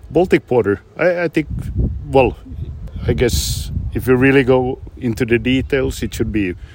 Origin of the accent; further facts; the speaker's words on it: Finland; first language Swedish; English is a second language; I'm Swedish speaking, but Finnish.